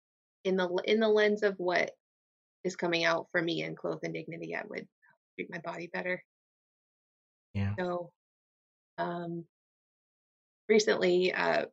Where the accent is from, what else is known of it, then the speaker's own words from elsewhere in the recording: Astoria, New York, United States; okay, I did like high school and I did like growing up in Astoria.